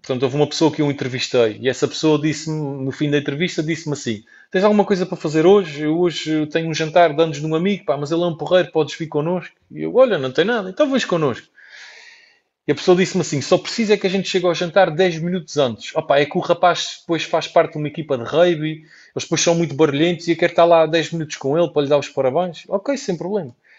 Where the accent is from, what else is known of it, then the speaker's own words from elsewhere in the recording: Portugal; eu nasci em Portugal